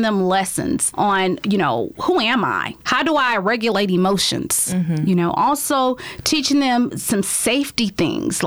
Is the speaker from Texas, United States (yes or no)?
yes; Highlands, Texas, United States; also born or lived in Louisiana; I'm a homegrown girl. I was born and raised in Highlands, went to school in Crosby